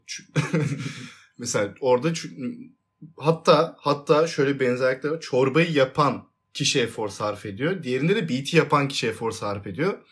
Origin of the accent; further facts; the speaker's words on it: Tekirdağ, Turkey; Tekirdağlıyım ben